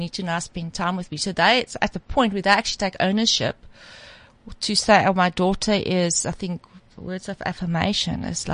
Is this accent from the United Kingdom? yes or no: no; South Africa; as a South African